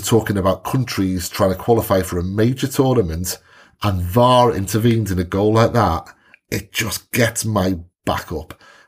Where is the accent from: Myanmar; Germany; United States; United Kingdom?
United Kingdom; Wales; or maybe I just pick up on that because I'm Welsh